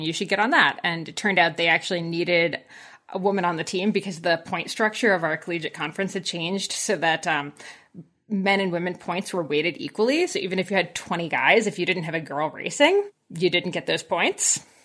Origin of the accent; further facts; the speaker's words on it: New Jersey, United States; moved away as an adult; now in Collingwood, Canada; But I grew up in very farmland New Jersey, so about as far from the Jersey Shore as you can get